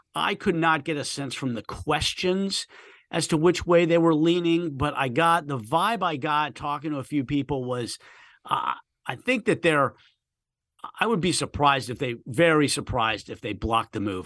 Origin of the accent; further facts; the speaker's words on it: Washington, District of Columbia, United States; moved away; I grew up Washington, D C area